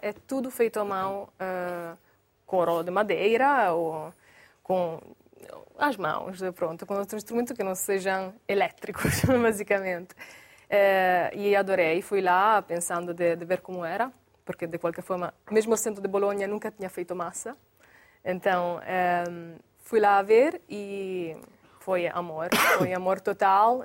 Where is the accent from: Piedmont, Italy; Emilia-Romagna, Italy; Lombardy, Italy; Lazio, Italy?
Emilia-Romagna, Italy; Bologna; Portuguese is a second language; now in Portugal; eu sou de Bologna